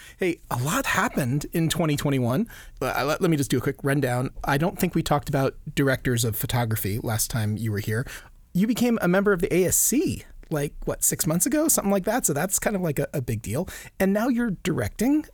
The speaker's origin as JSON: {"language": "English", "area": "Maui", "region": "Hawaii", "country": "United States", "tie": "born or raised there", "said": "a little howly boy growing up in Maui"}